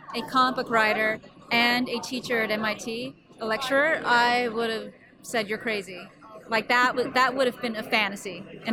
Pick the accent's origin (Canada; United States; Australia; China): United States; West Coast; I was from the West Coast